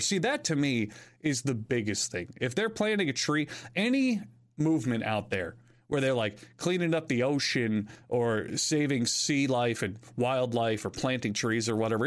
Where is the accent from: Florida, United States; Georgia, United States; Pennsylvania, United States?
Florida, United States; I know a good amount of Spanish from high school, as well as growing up in Florida